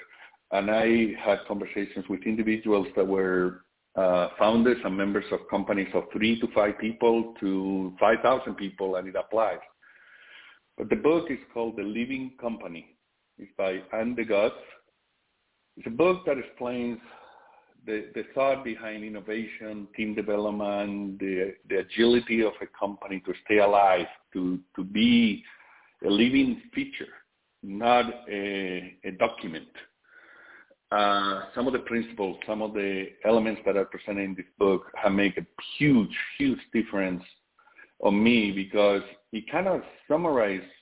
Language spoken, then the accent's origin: English; Spain; born or raised there; now in United States